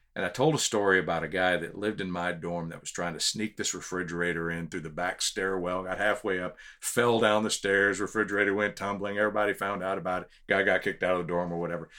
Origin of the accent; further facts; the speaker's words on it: Houston, Texas, United States; also born or lived in Corpus Christi, Texas; now in San Antonio, United States; we lived in Houston until I was twelve, but we moved to San Antonio